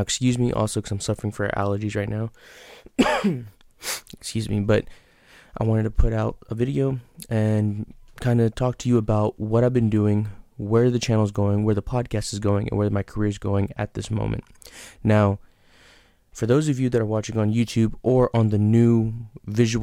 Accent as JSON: {"language": "English", "town": "San Antonio", "region": "Texas", "country": "United States", "tie": "born or raised there", "said": "that's where I'm from, so I wanted to put one in my hometown"}